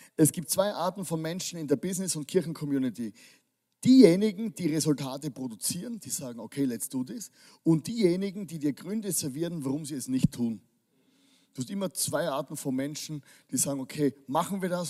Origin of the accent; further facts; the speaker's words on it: Styria, Austria; ich komme aus der Steiermark. Das, das ist eine Kultur bei uns